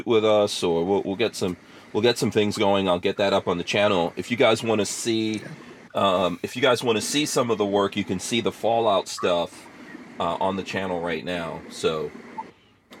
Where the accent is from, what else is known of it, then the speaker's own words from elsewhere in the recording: Guyana; now in United States; I'm from Guyana